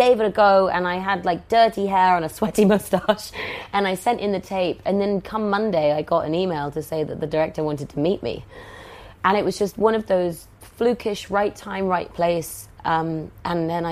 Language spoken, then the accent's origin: English; Oxford, South East England, United Kingdom; I grew up in Oxford, and I'm one of four